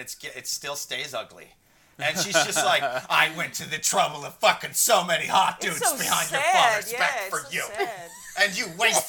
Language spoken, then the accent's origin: English; Iowa, United States; moved away as an adult; now in New York, United States; I lived in Iowa until I was about 30. And people would always ask me where my accent was from, and they'd always guess someplace else.